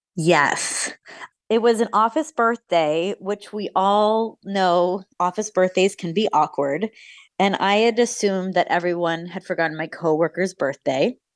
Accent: United States; an American woman

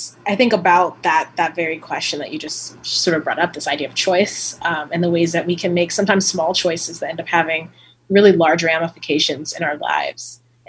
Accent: Oceanside, California, United States; My mom is from Louisiana. My dad's from Los Angeles, and I grew up in Oceanside, as you said.

